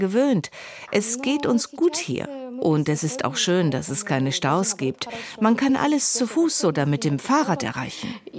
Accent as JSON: {"language": "German", "region": "Kyiv", "country": "Ukraine", "second_language": "German", "moved": "as an adult", "lives_now": "Gengenbach, Germany", "said": "Wir kommen aus Kiew, haben in der Innenstadt gewohnt."}